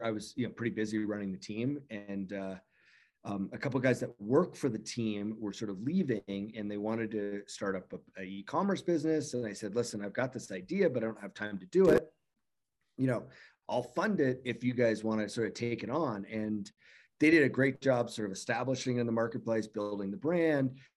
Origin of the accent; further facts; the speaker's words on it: Canada; I'm from Canada